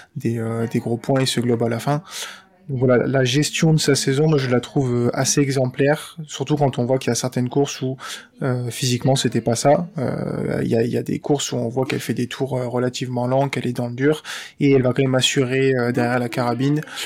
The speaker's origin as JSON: {"language": "French", "country": "France", "said": "En tant que Français"}